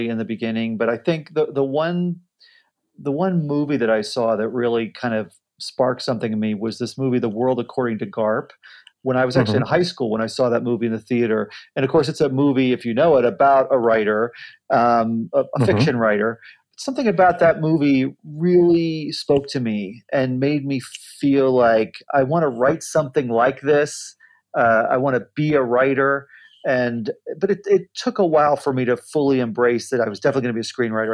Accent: Ohio, United States; moved away as an adult; I grew up in Ohio in the Midwest

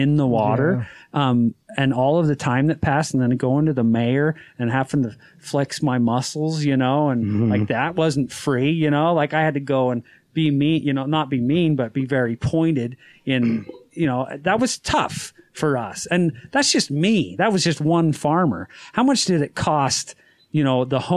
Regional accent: Utah, United States; I'm from Utah

